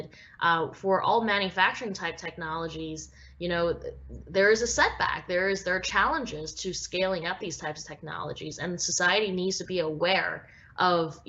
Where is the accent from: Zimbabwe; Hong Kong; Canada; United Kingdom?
Canada; Vancouver, British Columbia; growing up in Vancouver, Canada